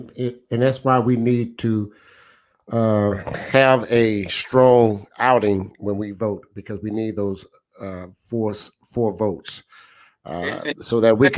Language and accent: English; Beaumont, Texas, United States; I grew up in Ward 4